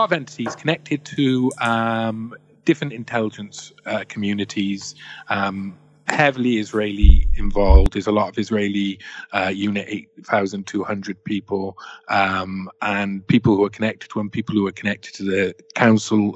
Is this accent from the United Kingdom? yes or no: yes; Wales, United Kingdom